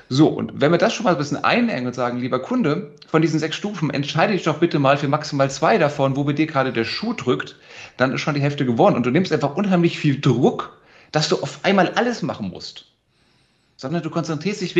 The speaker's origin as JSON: {"language": "German", "town": "Frankfurt", "region": "Hesse", "country": "Germany", "tie": "born or raised there", "said": "Ich bin Frankfurter Bub geboren und aufgewachsen"}